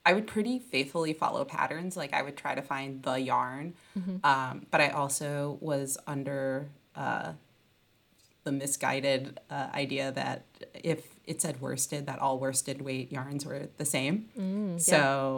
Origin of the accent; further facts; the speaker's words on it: outside of Detroit, Michigan, United States; now in Brooklyn, United States; I'm from Michigan. I grew up outside of Detroit